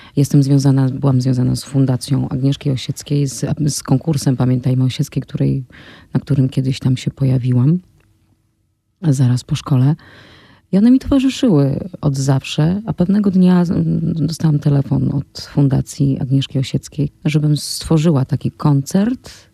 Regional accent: near Rzeszów, Podkarpacie, Subcarpathian Voivodeship, Poland; moved away; jestem z Podkarpacia, jestem z Podrzeszowa i wychowałam się na polach

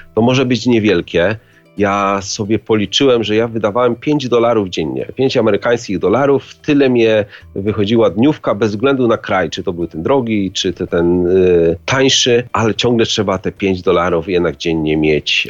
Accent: Wałbrzych, Lower Silesian Voivodeship, Poland; moved away as an adult; now in Dunfermline, United Kingdom; Pochodzę z Wałbrzycha, a obecnie mieszkam e, w Szkocji, w niewielkim miasteczku Dunfermline

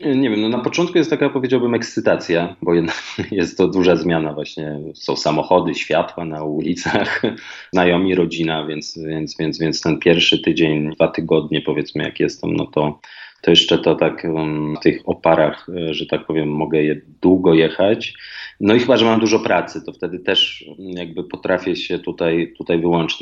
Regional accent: Warsaw, Masovian Voivodeship, Poland; moved away as an adult; also born or lived in Fuerteventura; jednak wychowałem się w Warszawie, mieszkałem w Warszawie, to jest moje naturalne środowisko

